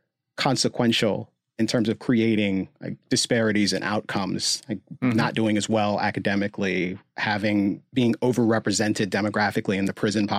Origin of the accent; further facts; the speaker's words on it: Gaithersburg, Maryland, United States; Like I grew up in Gaithersburg, Maryland, so fairly affluent suburb of Washington, D.C., middle class, but relatively affluent and diverse.